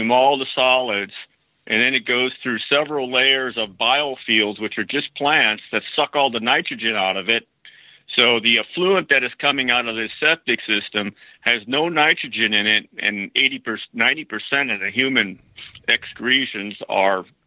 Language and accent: English; Wisconsin, United States; now in Placerville, United States; I'm from Wisconsin.